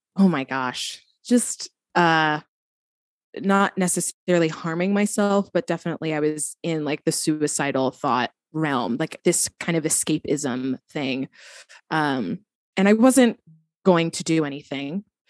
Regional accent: New Jersey, United States; now in Brooklyn, United States; I am from New Jersey, living in Brooklyn, New York

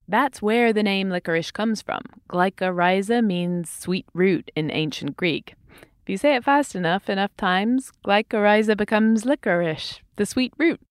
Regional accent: England, United Kingdom; I grew up in England and I used to save up my pocket money for licorice all sorts

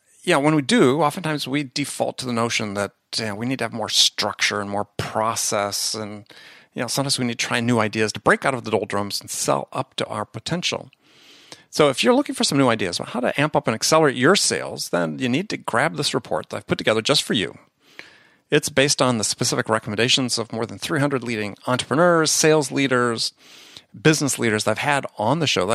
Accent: Midwest, United States; also born or lived in New York; now in San Diego, United States; I grew up in the Midwest

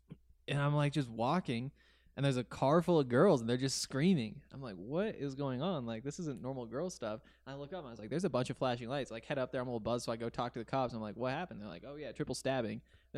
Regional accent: Columbia Falls, Montana, United States; Yeah, so I did grow up in Montana. Like I was saying earlier, I grew up in Columbia Falls, and there's Whitefish, which is like 10 or 15 minutes away.

